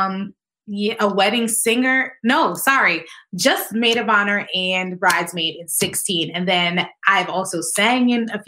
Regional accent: Connecticut, United States; also born or lived in Tennessee; I am from Connecticut, born and raised here, went to school in Tennessee, came back to Connecticut

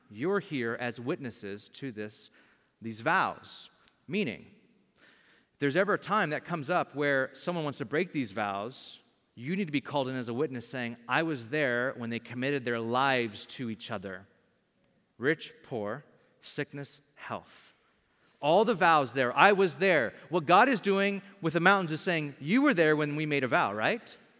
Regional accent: Bakersfield, California, United States; I lived in, I grew up in Bakersfield, California. Great town to be from

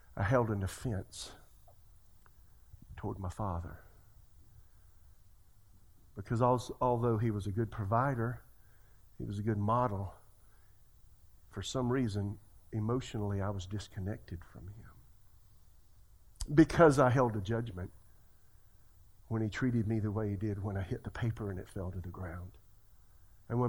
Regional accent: Florence, South Carolina, United States; moved away; I'm from Florence, South Carolina

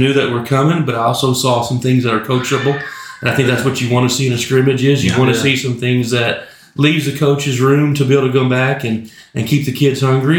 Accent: Elgin, Oklahoma, United States; Growing up in Elgin

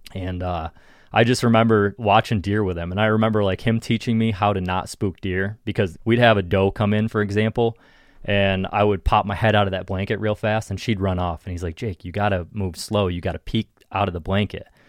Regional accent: Ohio, United States; in Ohio, at least, like, in my home state

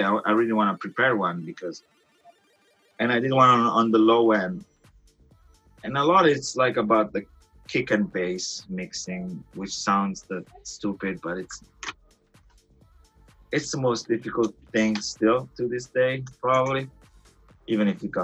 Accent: Italy; now in Los Angeles, United States; I grew up in Italy

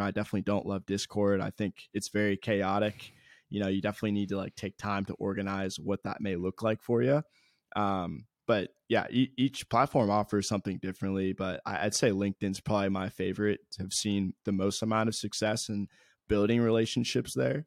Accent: Columbus, Ohio, United States; born and raised in Columbus, Ohio

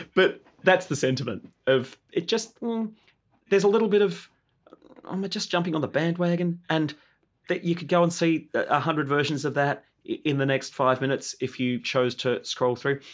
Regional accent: Tasmania, Australia; also born or lived in Hobart, Tasmania / Queenstown, Tasmania; I was born in Hobart, but I, I kind of spent the first couple of years of my life growing up on the west coast of Tasmania.

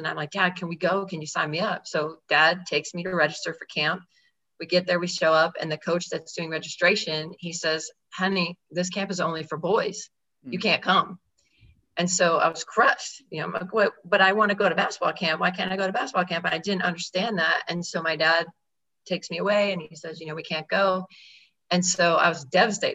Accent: Georgetown, Texas, United States; I grew up in Georgetown, Texas

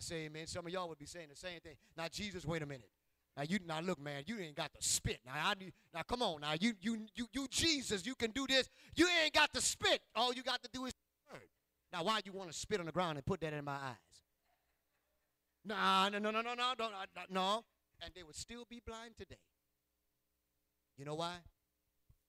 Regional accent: Ville Platte, Louisiana, United States; moved away; also born or lived in Indiana; I'm from Ville Platte

